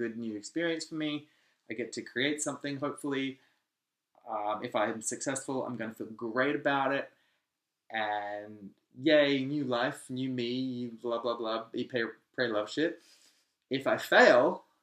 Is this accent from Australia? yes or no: yes; Australia; I'm Australian